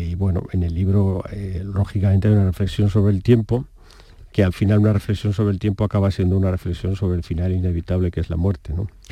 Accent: Calanda, Aragon, Spain; Yo soy del mismo sitio donde nació Buñuel, soy eh, aragonés

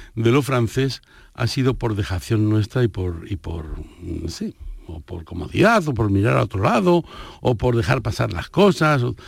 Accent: Alcalá de Henares, Community of Madrid, Spain; moved away as an adult; now in Tangier, Morocco; yo crecí en Alcalá de Henares.

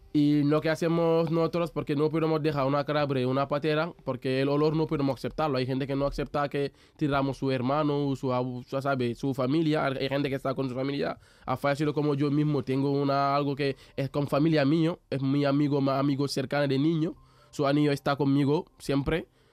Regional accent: Mbour, Thiès, Senegal; Spanish is a second language; moved away as an adult; now in Seville, Spain; soy de Senegal y digamos soy de África

